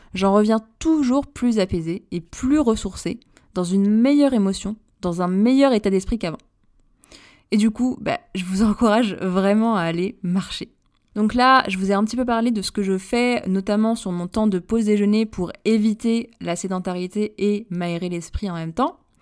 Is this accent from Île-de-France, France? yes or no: yes; Paris, Île-de-France, France; je suis Parisienne également